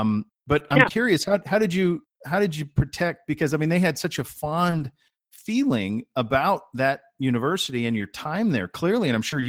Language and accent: English; Montana, United States; I grew up in Montana.